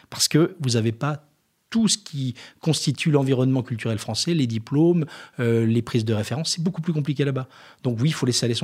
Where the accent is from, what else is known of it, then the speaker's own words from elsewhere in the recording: Jura, Bourgogne-Franche-Comté, France; Alors moi, je suis jurassien